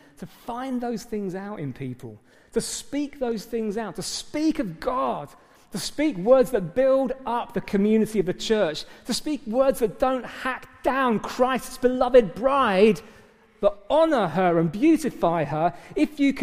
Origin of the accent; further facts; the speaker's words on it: England, United Kingdom; we're British, for goodness sake, for starters, most of us in the room